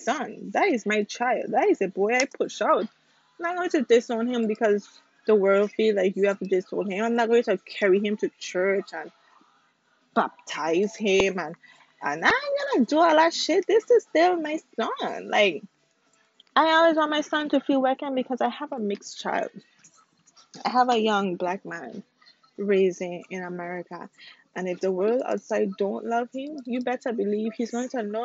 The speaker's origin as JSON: {"language": "English", "town": "St. Croix", "country": "U.S. Virgin Islands", "moved": "yes", "said": "I am from the Virgin Islands. I'm from St. Croix."}